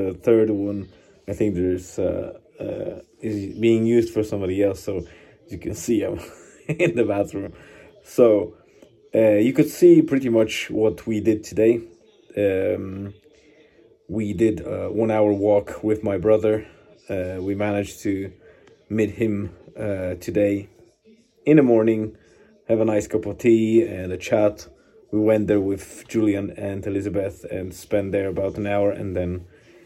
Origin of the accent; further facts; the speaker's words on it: Poland; moved away; we'll be traveling to my parents and my hometown